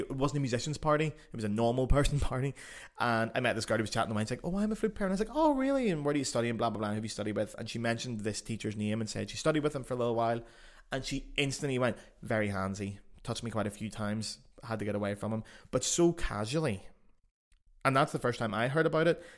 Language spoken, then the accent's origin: English; Belfast, Northern Ireland, United Kingdom; accent: Belfast; now in Germany; my accent, you know, being Belfast